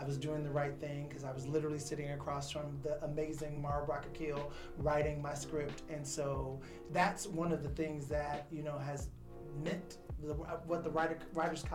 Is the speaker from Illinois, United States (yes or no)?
yes; Chicago, Illinois, United States; growing up on the South Side of Chicago